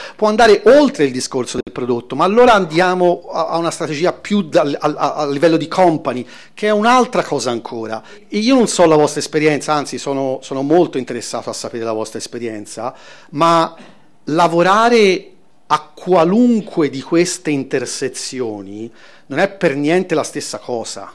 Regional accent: Florence, Tuscany, Italy; vengo da Firenze

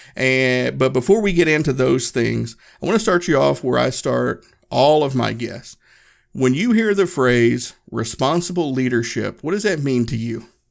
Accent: Northeast Tennessee, United States; moved away as an adult; I grew up in Northeast Tennessee.

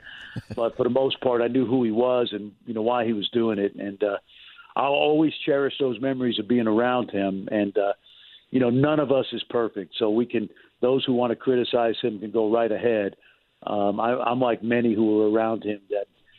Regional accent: New York City, New York, United States; when I was a young guy growing up in Brooklyn in the 70s

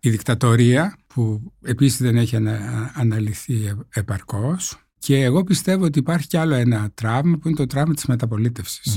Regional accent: northern Greece, Greece; είμαι από τη Βόρεια Ελλάδα

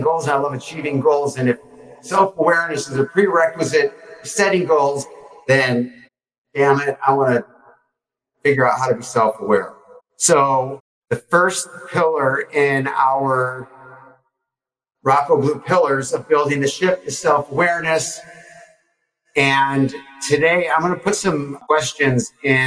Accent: Detroit, Michigan, United States; And I'm from Detroit.

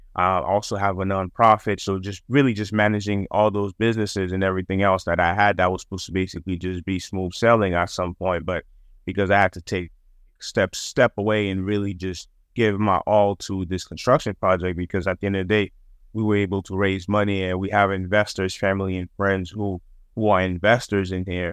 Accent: Boston, Massachusetts, United States; growing up in Massachusetts and Boston

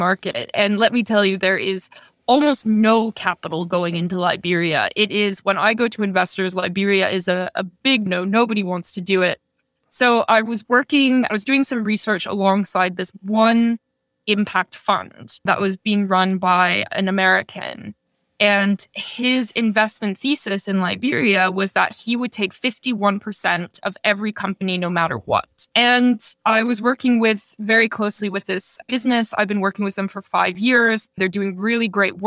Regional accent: Toronto, Ontario, Canada; moved away as an adult; also born or lived in Rwanda; I grew up in the suburbs of Toronto

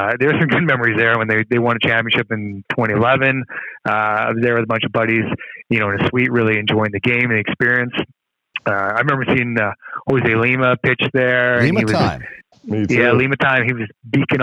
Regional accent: Edmonton, Alberta, Canada; I'm pretty much born and raised Edmontonian. So I grew up just over in Grosvenor, which is kind of central Edmonton

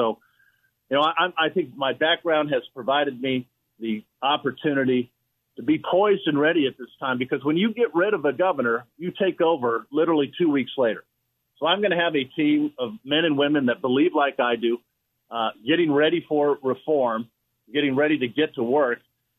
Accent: Oxnard, California, United States; moved away as an adult; now in San Diego, United States; I grew up in Oxnard, California.

